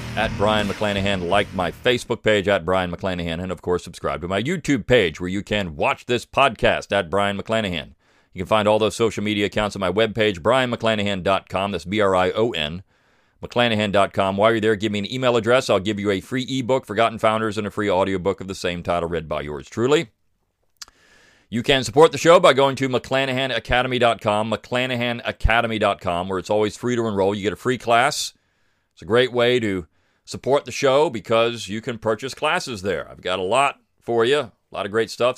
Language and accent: English; Sussex County, Delaware, United States; moved away as an adult; I grew up in Sussex County.